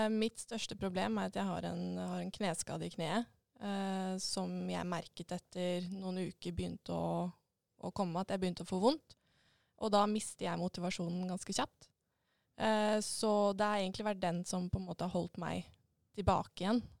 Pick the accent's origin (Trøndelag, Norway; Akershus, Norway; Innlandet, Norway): Akershus, Norway; Enebakk; jeg kommer jo fra Enebakk, da.